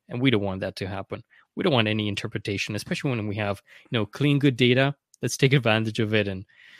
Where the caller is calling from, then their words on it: Vancouver, British Columbia, Canada; I'm in Vancouver, Canada, here on the West Coast.